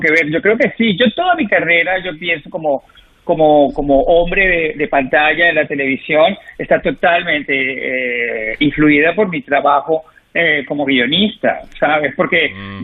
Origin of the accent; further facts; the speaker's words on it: Venezuela; moved away; soy venezolano